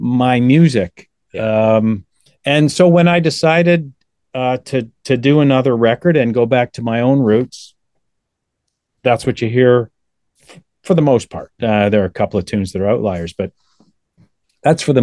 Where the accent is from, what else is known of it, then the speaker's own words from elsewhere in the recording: Toronto, Ontario, Canada; born and raised in Toronto